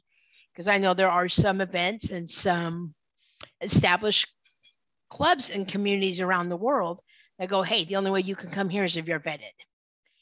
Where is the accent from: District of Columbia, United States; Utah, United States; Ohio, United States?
Utah, United States; also born or lived in California / Seattle; now in Florida, United States; I was born and raised out in Utah